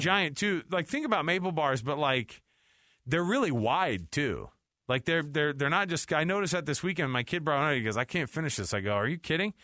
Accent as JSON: {"language": "English", "region": "Utah", "country": "United States", "said": "we're from Utah"}